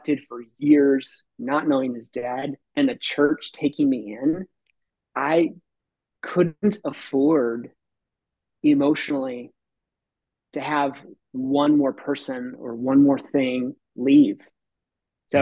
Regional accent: Tucson, Arizona, United States; I grew up in Tucson through junior high. We were on the traveling carnival

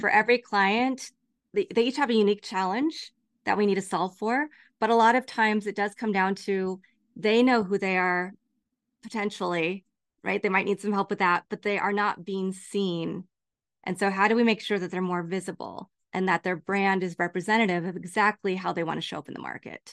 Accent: Lawrence, Kansas, United States; now in Los Angeles, United States; growing up in Lawrence, Kansas

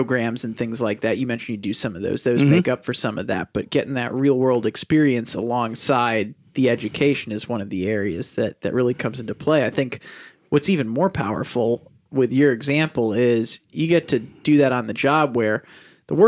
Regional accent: St. Louis, Missouri, United States; now in Milwaukee, United States; I'm a St. Louis guy.

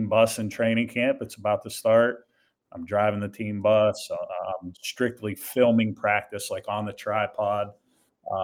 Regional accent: Pittsburgh, Pennsylvania, United States; moved away as an adult; also born or lived in Portland, Maine; the Duquesne job, which is my hometown.

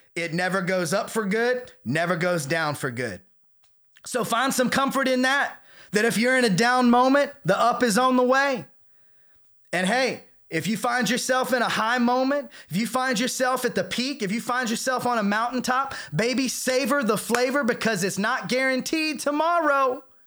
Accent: the South, United States; I was raised in the South, in a, you know, very charismatic church

